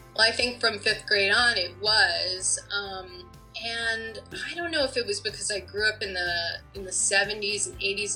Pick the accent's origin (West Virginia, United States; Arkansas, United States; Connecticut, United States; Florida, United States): Connecticut, United States; I grew up in Connecticut